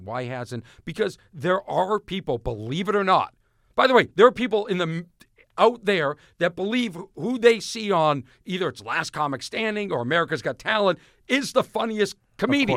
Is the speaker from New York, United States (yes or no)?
no; Boston, Massachusetts, United States; I'm from Boston.